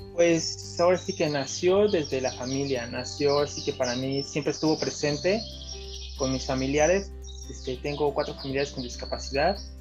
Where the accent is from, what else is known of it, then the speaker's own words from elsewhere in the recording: Mexico City, Mexico; soy acá de la Ciudad de México